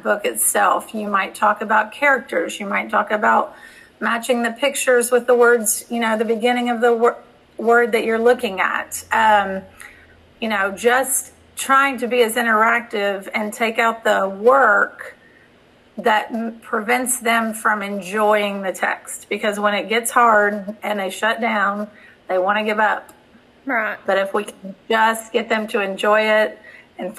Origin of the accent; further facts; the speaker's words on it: Ohio, United States; moved away; I'm originally from Ohio